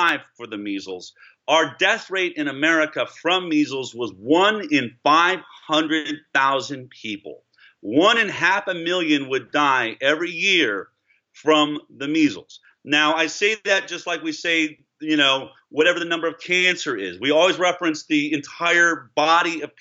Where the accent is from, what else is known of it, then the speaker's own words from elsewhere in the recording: Boulder, Colorado, United States; I grew up in Boulder, Colorado